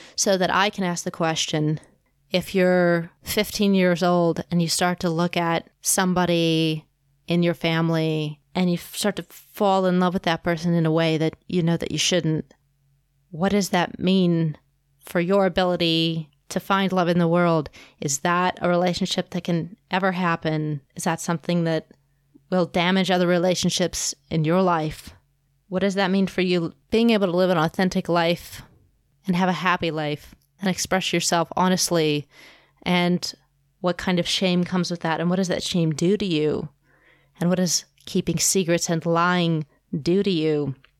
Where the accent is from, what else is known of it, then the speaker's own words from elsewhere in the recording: Kansas City, Missouri, United States; here in Kansas City, my hometown